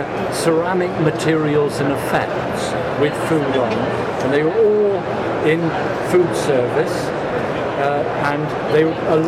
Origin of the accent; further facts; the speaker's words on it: London, United Kingdom; my hometown of London